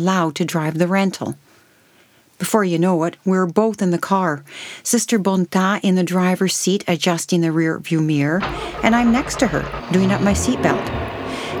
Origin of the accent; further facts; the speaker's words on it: Canada; also born or lived in Montepulciano, Italy; as a child growing up in Canada in a large Italian family